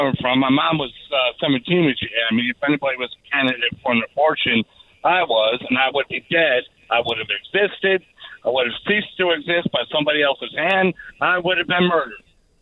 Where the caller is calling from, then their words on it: Minnesota, United States; Minnesota. I've been working up in Minnesota for the last 3 years.